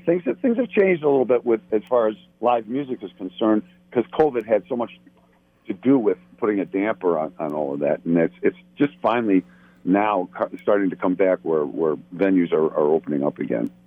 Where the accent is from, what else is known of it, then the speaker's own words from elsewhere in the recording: Buffalo, New York, United States; moved away as an adult; now in Los Angeles, United States; I live in Los Angeles. Um, I'm originally from Buffalo, New York, uh, but I moved out here